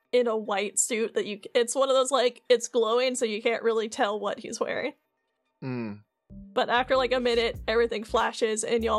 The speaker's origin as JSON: {"language": "English", "region": "London", "country": "United Kingdom"}